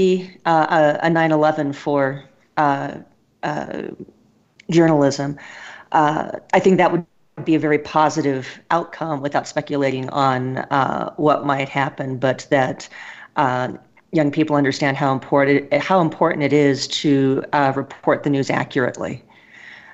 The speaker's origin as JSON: {"language": "English", "country": "United States", "said": "Just as an American"}